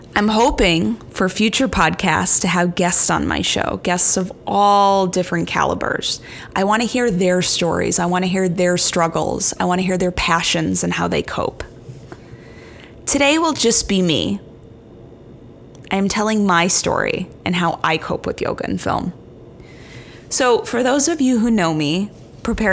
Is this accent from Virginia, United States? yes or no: no; Chicago, Illinois, United States; moved away as an adult; also born or lived in New York City; Chicago is my hometown